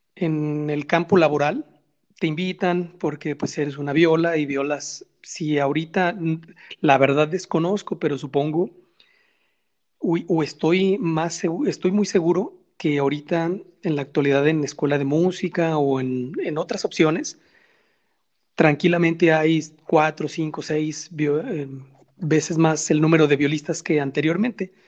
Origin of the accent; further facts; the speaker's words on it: Guadalajara, Jalisco, Mexico; nosotros como mexicanos, como tapatíos